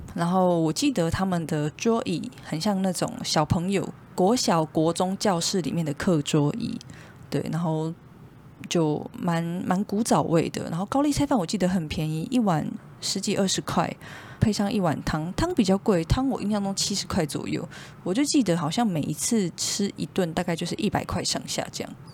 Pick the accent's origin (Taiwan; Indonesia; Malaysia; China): Taiwan; 我们台湾人